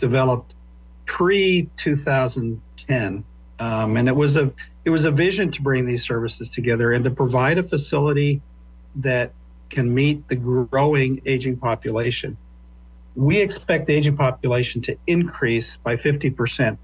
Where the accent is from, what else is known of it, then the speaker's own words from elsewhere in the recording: Lincoln, Nebraska, United States; moved away as an adult; I was born and raised in Lincoln. Local guy.